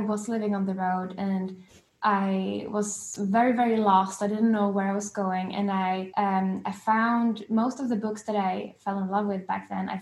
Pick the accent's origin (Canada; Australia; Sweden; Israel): Sweden; Gothenburg, Västra Götaland; moved away as an adult; also born or lived in London, United Kingdom; I moved from Sweden to London when I was 18